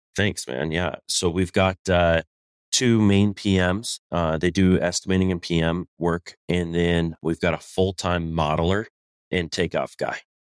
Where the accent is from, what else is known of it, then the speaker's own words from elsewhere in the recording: Colorado, United States; moved away; also born or lived in Southern California; I'm originally from Colorado